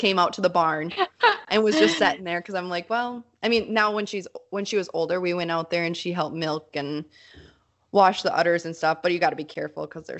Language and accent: English; Mankato, Minnesota, United States; So I grew up in Mankato, which is like a 60,000 person city town.